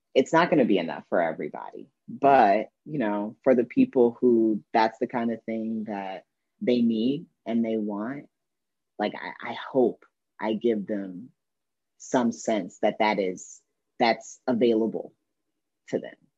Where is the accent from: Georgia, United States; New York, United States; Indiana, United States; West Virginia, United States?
Indiana, United States; a coming of age memoir uh, about my girlhood growing up in Indiana